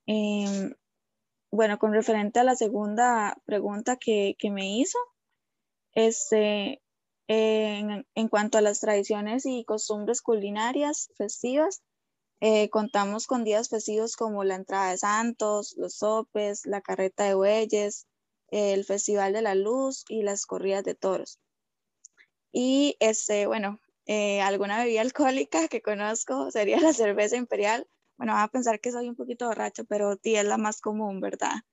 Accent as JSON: {"language": "Spanish", "country": "Costa Rica", "said": "Como tica que soy"}